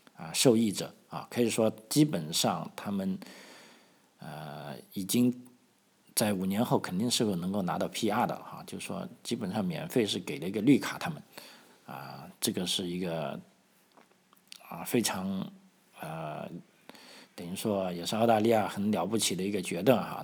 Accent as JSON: {"language": "Chinese", "country": "China", "moved": "yes", "lives_now": "Australia", "said": "我们中国的这个，啊，红领巾也好，这个共青团也好"}